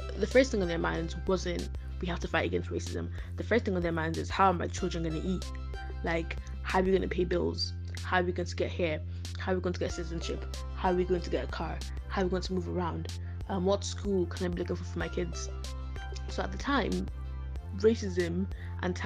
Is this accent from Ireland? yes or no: yes; Ireland; I was born in Ireland, right? I've lived here for 18 years.